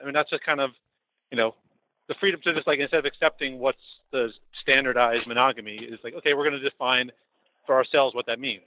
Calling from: New York City, New York, United States; Calling from New York City

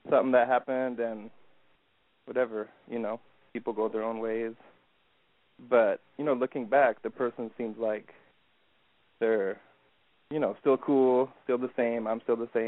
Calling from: Michigan, United States

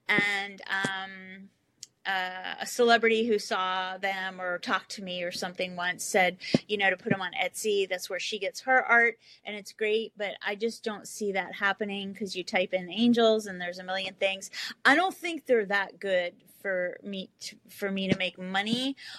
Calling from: California, United States; I'm calling from California.

